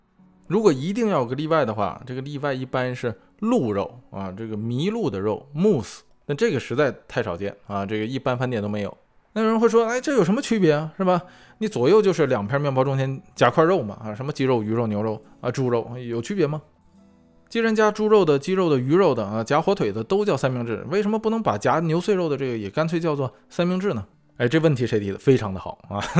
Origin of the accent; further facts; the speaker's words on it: China; 作为中国人